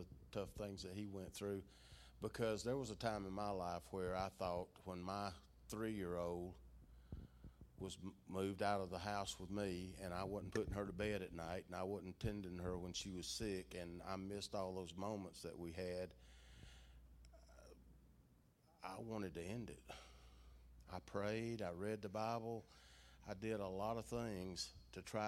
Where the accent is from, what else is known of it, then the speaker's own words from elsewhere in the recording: Jackson County, Georgia, United States; also born or lived in Athens, Georgia / Clarke County, Georgia; I grew up in Jackson County.